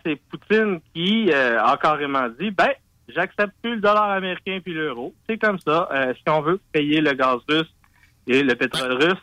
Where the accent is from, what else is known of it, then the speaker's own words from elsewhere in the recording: Quebec, Canada; je suis canadien, je suis québécois